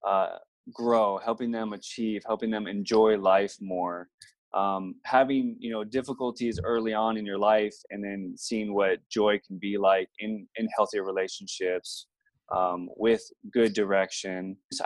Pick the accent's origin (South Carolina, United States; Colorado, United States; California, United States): California, United States; Southern; I grew up in Southern California